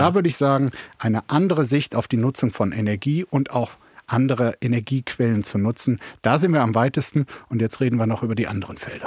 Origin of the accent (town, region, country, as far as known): Germany